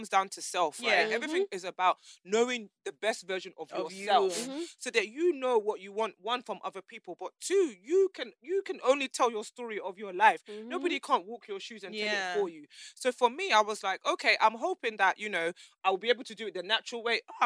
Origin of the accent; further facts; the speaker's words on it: Nigeria; I love being Nigerian